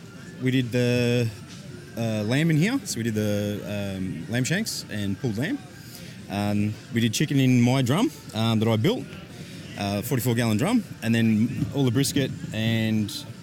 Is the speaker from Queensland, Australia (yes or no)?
no; Melbourne, Victoria, Australia; We're all from Melbourne, yes, the three of us.